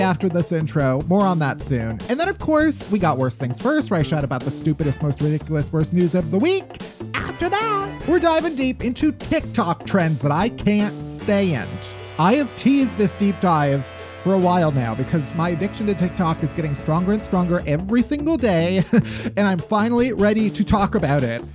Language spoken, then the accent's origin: English; Midwest, United States; as a Midwesterner